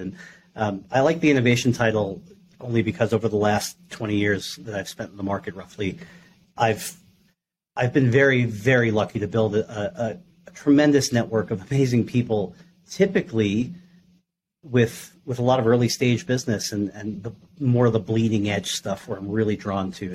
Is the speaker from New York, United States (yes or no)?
yes; New York, United States; I grew up in New York